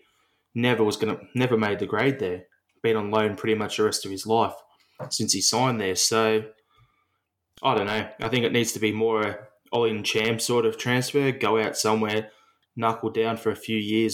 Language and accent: English; Australia; as an Australian Celtic fan